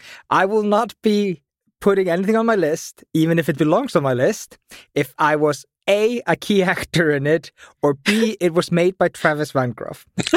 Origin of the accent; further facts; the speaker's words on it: Iceland; I'm from Iceland.